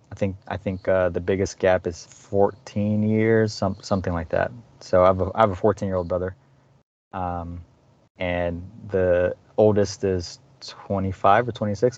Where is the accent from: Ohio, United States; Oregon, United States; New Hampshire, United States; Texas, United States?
Texas, United States; Dallas; I was born in Dallas, Texas. I've lived in Dallas, Texas all my life